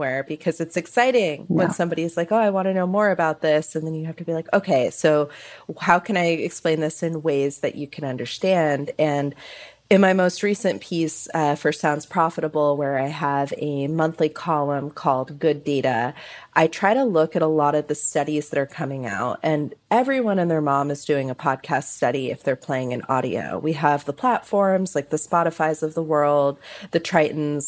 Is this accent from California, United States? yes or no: yes; San Francisco Bay Area, California, United States; I grew up in the San Francisco Bay Area with KQED